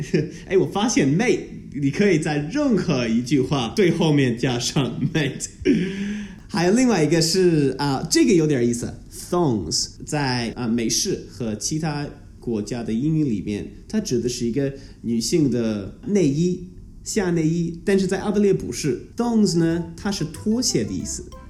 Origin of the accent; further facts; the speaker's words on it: Melbourne, Victoria, Australia; first language English; Chinese is a second language; 我是一个澳洲人，我从小在全世界最宜居住的城市，啊，我在浙江墨尔本长大